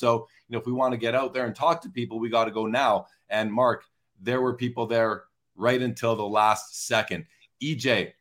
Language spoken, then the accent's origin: English; Canada; I'm not from SoCal. I'm from Canada